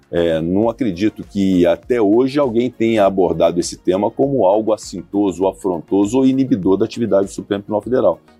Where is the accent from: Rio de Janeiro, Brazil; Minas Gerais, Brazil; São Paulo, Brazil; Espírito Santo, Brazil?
Minas Gerais, Brazil